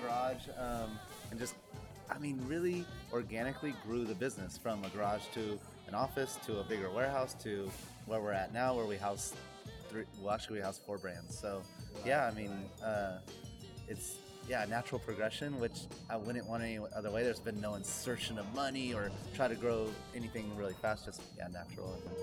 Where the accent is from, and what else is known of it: Sacramento, California, United States